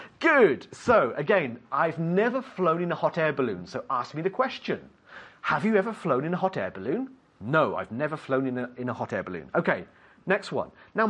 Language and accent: English; United Kingdom; I'm British, so we'll say lorry.